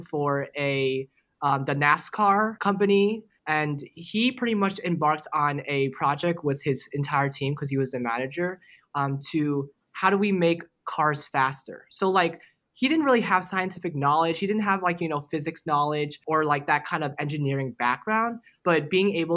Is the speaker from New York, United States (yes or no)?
yes; Jericho, New York, United States; moved away as an adult; now in Nashville, United States; I'm originally from Jericho, New York, which is a small suburb outside New York City